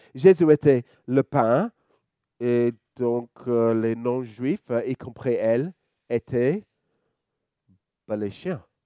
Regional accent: Australia; French is a second language; now in Lyon, France; vous pouvez entendre mon petit accent. Je suis australien

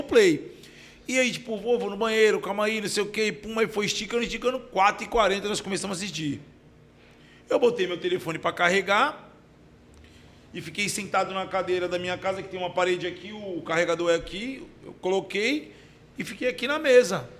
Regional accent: Baixada Santista, São Paulo, Brazil; eu sou da Baixada

